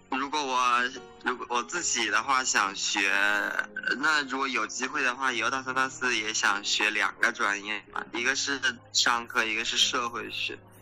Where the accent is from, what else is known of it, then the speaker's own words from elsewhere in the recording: China; moved away as an adult; now in California, United States; 虽然我是个中国人，就是我看起来是个亚，亚洲人